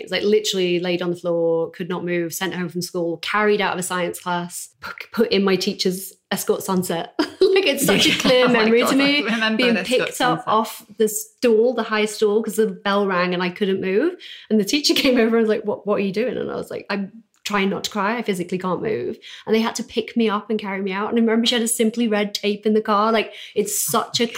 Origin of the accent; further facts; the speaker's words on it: Doncaster, Yorkshire and the Humber, United Kingdom; moved away as an adult; also born or lived in New York; now in Los Angeles, United States; I'm from Doncaster